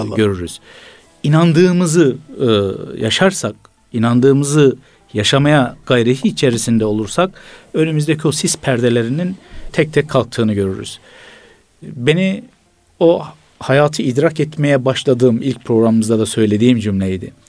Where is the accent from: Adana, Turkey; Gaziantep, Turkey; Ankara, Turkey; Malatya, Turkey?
Gaziantep, Turkey; Bir Gaziantep'li olarak